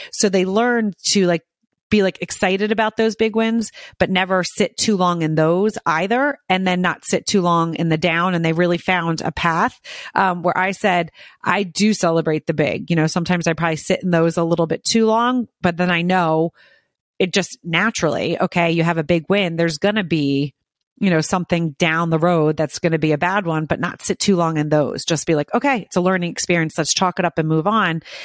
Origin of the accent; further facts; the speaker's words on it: outside of Philadelphia, New Jersey, United States; I grew up in New Jersey as well, but outside of Philadelphia